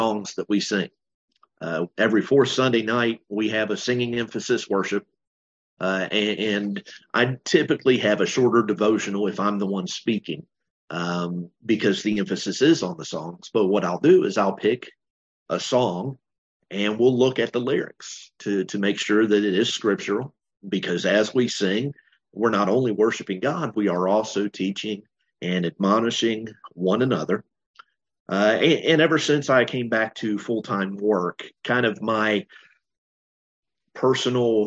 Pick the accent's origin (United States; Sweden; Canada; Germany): United States; also born or lived in Bowling Green, Kentucky; I'm an American